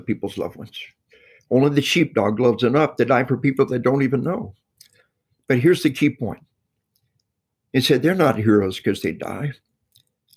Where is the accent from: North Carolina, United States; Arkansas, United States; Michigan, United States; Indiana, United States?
Arkansas, United States; we are from Arkansas